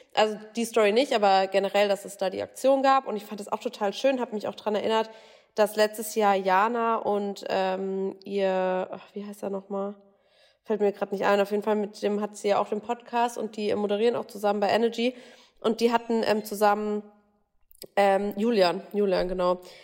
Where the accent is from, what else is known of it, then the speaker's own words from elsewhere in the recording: Bavaria, Germany; ich komme ja auch aus Bayern, wohne jetzt gerade auch in Bayern.